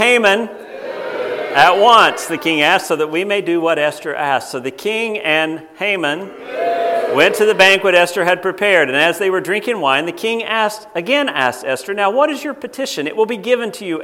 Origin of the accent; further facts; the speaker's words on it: United States; moved away; I'm an American